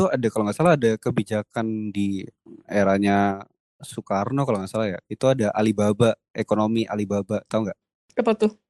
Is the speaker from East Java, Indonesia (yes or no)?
yes; Surabaya, East Java, Indonesia; kalau aku sebagai orang Surabaya sendiri di Surabaya juga ada rasisme tapi bukan sama orang Papua sih